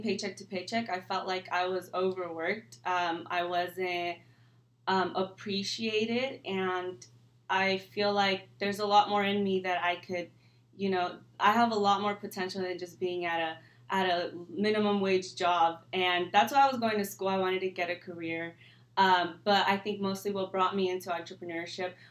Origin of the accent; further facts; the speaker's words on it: California, United States; I was born and raised here in California